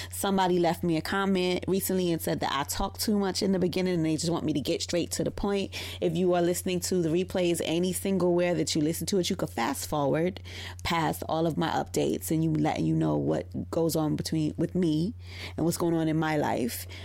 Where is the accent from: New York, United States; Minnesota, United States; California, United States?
New York, United States; New York City; in private practice in my hometown of Brooklyn, New York.